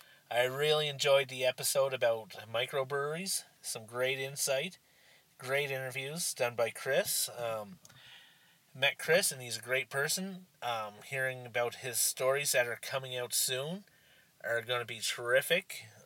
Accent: Nova Scotia, Canada; So, small town Nova Scotia.

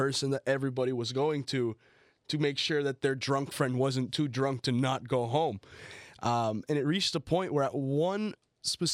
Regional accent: Colombia; also born or lived in United States; I grew up part of my life in the United States. Obviously, then I grew up in Colombia

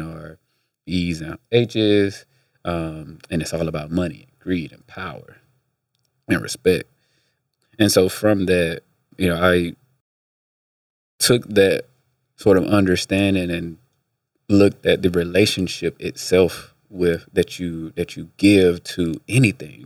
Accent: Atlanta, Georgia, United States; also born or lived in Midwest; I was born in Atlanta

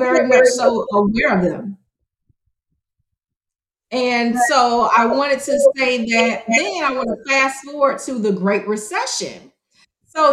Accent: Miami, Florida, United States; moved away; I was born and raised in Miami, Florida

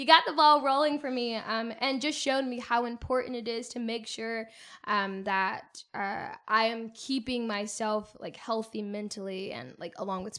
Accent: Pensacola, Florida, United States; I was born and raised in Pensacola, Florida. Shout out to the Panhandle.

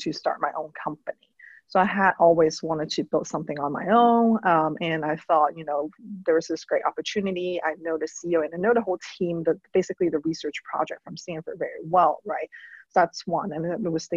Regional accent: Hong Kong; now in United States; I'm an immigrant. I grew up in Hong Kong.

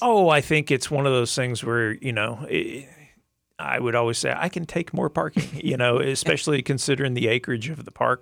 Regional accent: Arkansas, United States; also born or lived in Tulsa; now in Lakeland, United States; I grew up in Arkansas, which is kinda hilly country

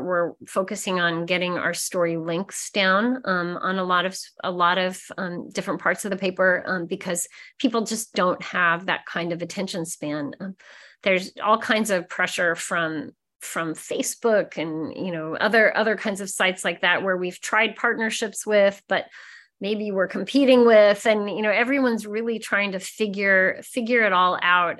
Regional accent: Nebraska, United States; moved away; Growing up in Nebraska, I wasn't really taught to be very curious, I think, in my small town

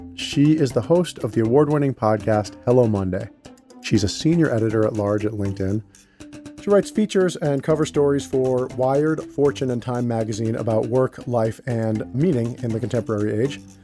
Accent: Westchester County, New York, United States; I'm a Puerto Rican, and you know, I grew up in Westchester County

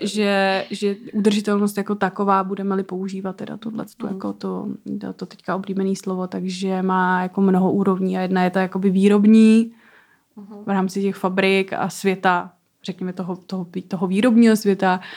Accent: Czechia; já jsem z České republiky

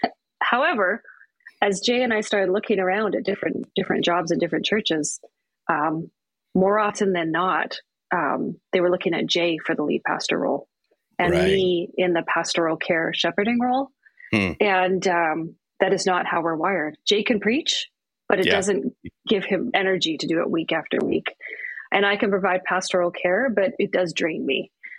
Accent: British Columbia, Canada; now in Thunder Bay, Canada; So I'm from the West Coast. {S3} Yes. {S4} I was born in Vancouver Island.

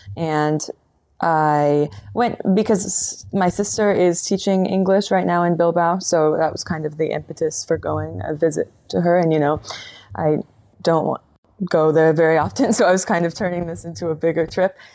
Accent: Colorado, United States; now in Portland, United States; I am from Colorado originally

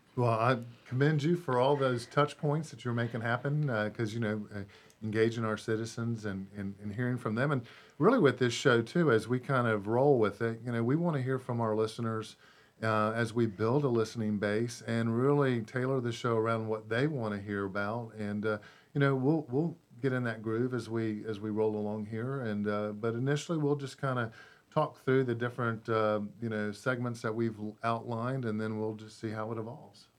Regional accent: Tampa, Florida, United States; now in Mooresville, United States; I'm originally from Tampa, Florida

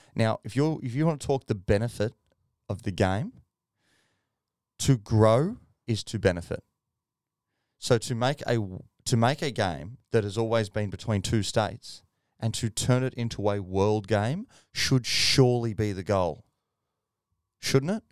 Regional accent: Australia; I'm from Australia

